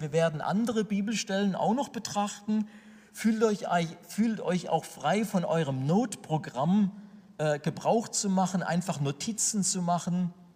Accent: Sinsheim, Baden-Württemberg, Germany; Ich komme aus der Gemeinde Gottes in Sinsheim

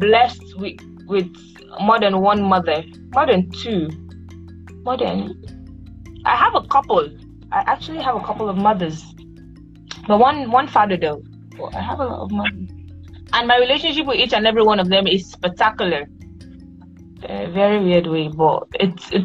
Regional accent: Nigeria; I'm a Nigerian, a proud one

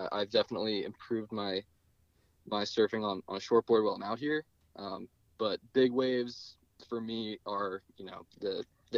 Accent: New Jersey, United States; moved away as an adult; now in Hawaii, United States; I grew up surfing in New Jersey

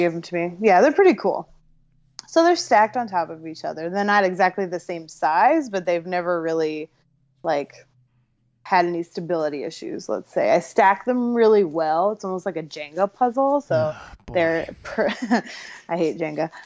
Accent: Ohio, United States; I'm from Ohio.

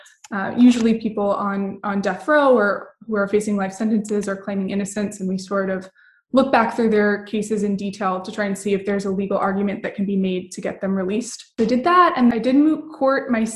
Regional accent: Missouri, United States; also born or lived in Texas; now in Massachusetts, United States; Originally, I'm from Missouri

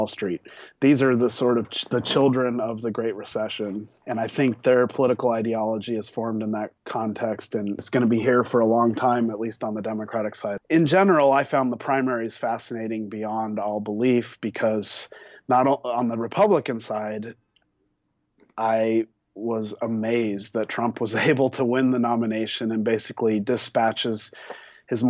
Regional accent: Denver, Colorado, United States; also born or lived in New Mexico; I grew up in Denver.

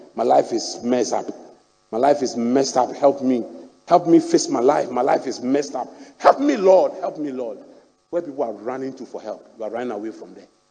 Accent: Ghana; also born or lived in Akyem; I grew up in Anabraka

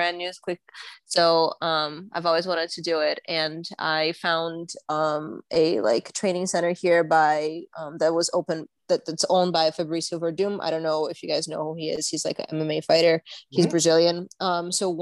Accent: New York, United States; moved away as an adult; now in Los Angeles, United States; I'm a New Yorker. Like, I grew up, like, all of my teenage years and early adult, like, 20s up until, like, what, last week.

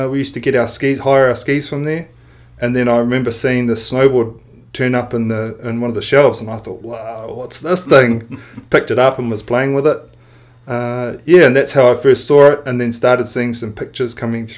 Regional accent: Tūrangi, Waikato, New Zealand; also born or lived in Katherine, Northern Territory, Australia / Auckland, New Zealand; I am originally from, I was born in Australia, Northern Territory, Katherine, and we lived there with my parents and sister till about 1986. Moved back to Auckland. And then from there, we moved down to Tūrangi.

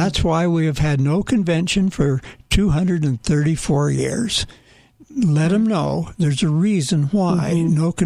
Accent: Utah, United States; I'm from Utah

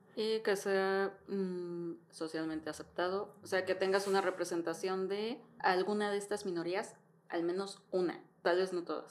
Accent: Mexico; como latina, como latina mexicana

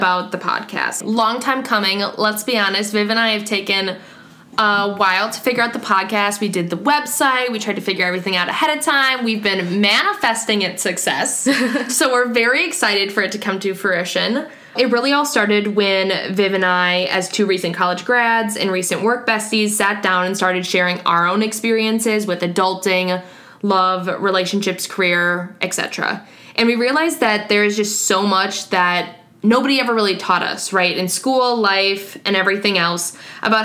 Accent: Wisconsin, United States; also born or lived in Madison, Wisconsin; I'm born and raised in Wisconsin, went to Madison for college, and now I'm in Milwaukee for my first big girl job.

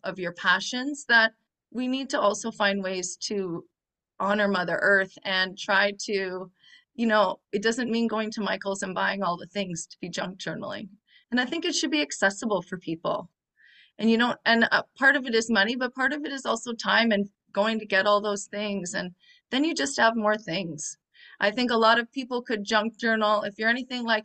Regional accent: near Toronto, Ontario, Canada; I come from Canada, what some people call Canada, near Toronto.

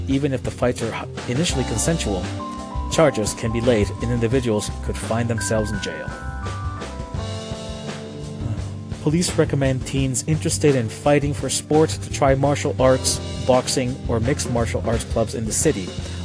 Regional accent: Calgary, Alberta, Canada; my hometown

